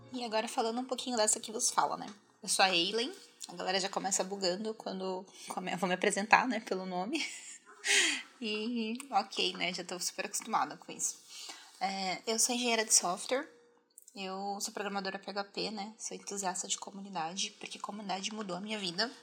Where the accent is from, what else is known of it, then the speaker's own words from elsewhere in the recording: Osasco, São Paulo, Brazil; also born or lived in Minas Gerais; eu sou mineira, mas eu cresci na Zona Oeste de São Paulo, né? Boa parte da minha vida eu passei em Osasco